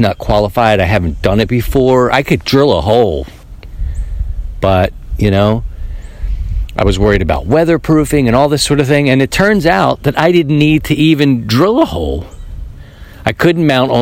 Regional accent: Baltimore, Maryland, United States; moved away; I'm from Baltimore

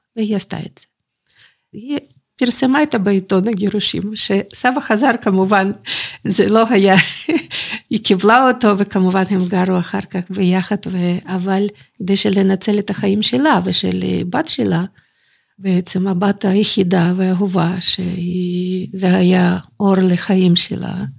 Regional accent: Bakhmut, Donetsk Oblast, Ukraine; born or raised there; Hebrew is a second language; moved away as an adult; also born or lived in Germany; now in Jerusalem, Israel

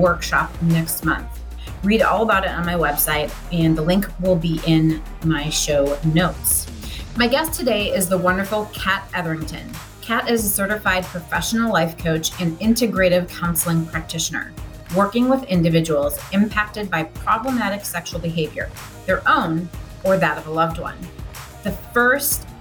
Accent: United States; us Americans

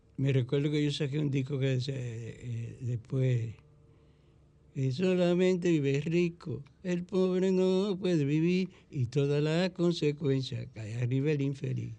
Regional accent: Mao, Valverde, Dominican Republic; mi pueblo que va a Valverde Mao

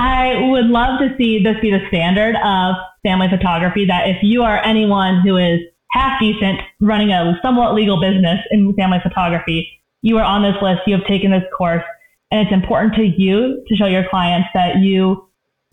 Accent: Pacific Northwest, United States; now in Colorado, United States; I'm from the Pacific Northwest

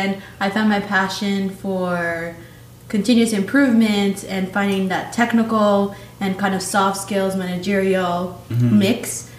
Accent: Queens, New York, United States; also born or lived in Manizales, Colombia; And when I turned 12, right before I turned 12, my family moved to New York City, to Queens. So that's where I grew up.

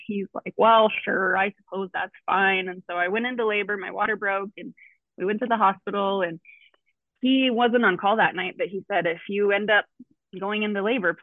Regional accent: Billings, Montana, United States; I born and raised in Billings. I'm just kind of a Montana girl at heart

